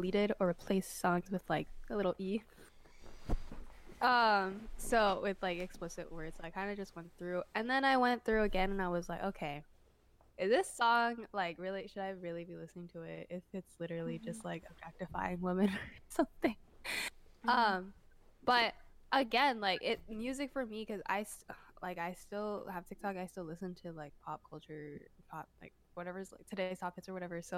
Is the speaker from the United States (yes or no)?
yes; United States; I'm growing up in America